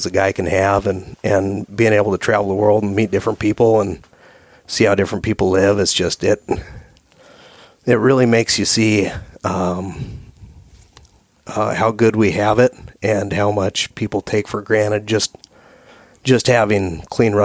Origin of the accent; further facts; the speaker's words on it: Petersburg, Alaska, United States; I grew up in Southeast Alaska in the islands, commercial fishing